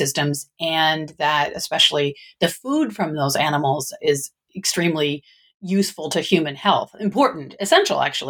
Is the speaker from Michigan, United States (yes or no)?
yes; Michigan, United States; now in Northern California, United States; I was originally from the Midwest, from Michigan